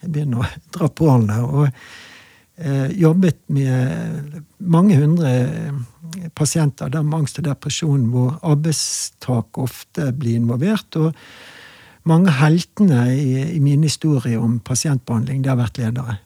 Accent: Bergen, Vestland, Norway; jeg er bergenser

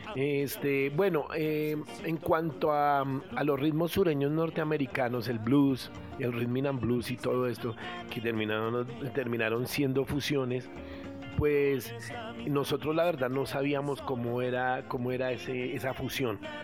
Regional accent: Bogotá, Colombia; also born or lived in Antioquia; yo soy antioqueño, eh, más, bogotano, más bogotano que antioqueño porque pues me trajeron acá cuando era muy pequeñito

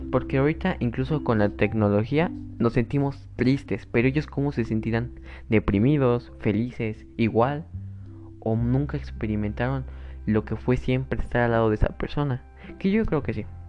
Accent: Mexico; yo lo veo en mi país, México

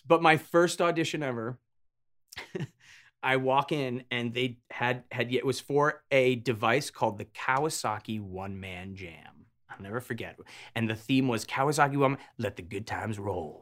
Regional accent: Avon, Connecticut, United States; born or raised there; also born or lived in Hartford, Connecticut

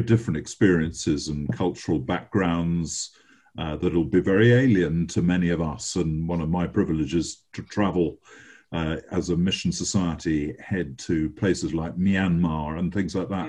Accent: England, United Kingdom; as an Englishman

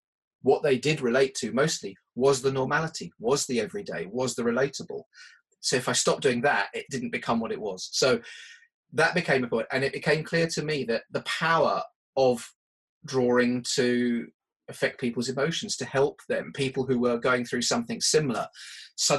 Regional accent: United Kingdom; being British

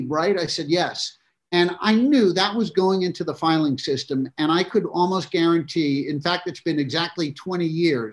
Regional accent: New York, United States; growing up in New York

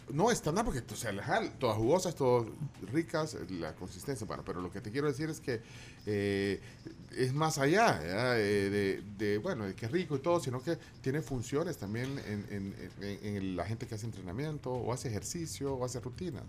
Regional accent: Guatemala; Nos molestamos así los chapines

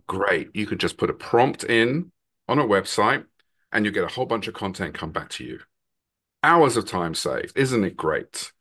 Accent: London, United Kingdom; now in Massachusetts, United States; I'm originally from London, England, but I now live in, in Massachusetts in the U S A. Been here for a long time now

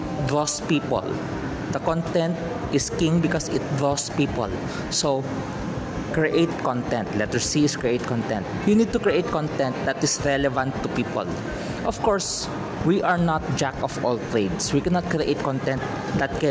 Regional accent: Philippines; I'm a Filipino, I am residing in the Philippines

